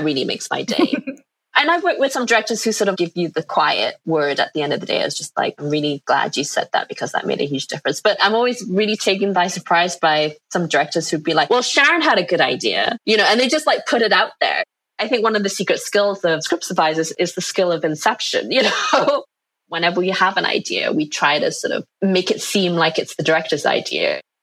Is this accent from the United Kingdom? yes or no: yes; England, United Kingdom; moved away as an adult; now in New York, United States; I'm from England, and after graduating, I ended up coming to New York